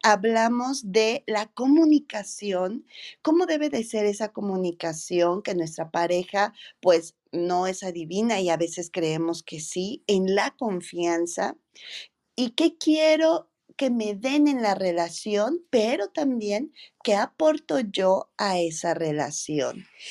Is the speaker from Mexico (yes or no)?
yes; Mexico; nosotros como mexicanas